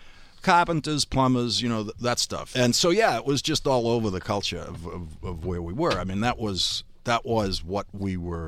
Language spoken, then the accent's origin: English; Dorchester, Massachusetts, United States; And so I was growing up in Dorchester, which is the largest